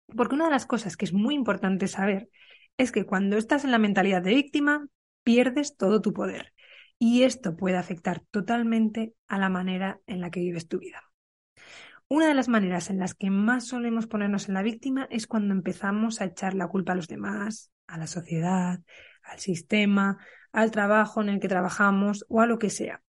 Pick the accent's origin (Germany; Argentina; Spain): Spain; Burgos, Castile and León; moved away; Yo ahora estoy en Burgos, en mi ciudad natal, en casa de mis padres